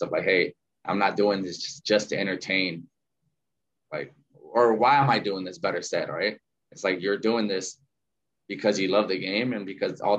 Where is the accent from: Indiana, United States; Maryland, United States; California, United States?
California, United States; South Gate; moved away as an adult; also born or lived in Arizona; now in San Francisco, United States; I grew up in Southgate. So it's right next to Watts and Downey.